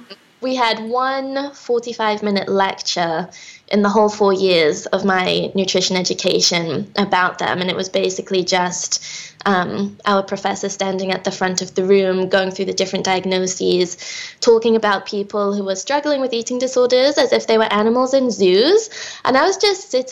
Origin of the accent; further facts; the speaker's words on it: England, United Kingdom; also born or lived in New York / Minnesota; now in United States; I was born and raised in England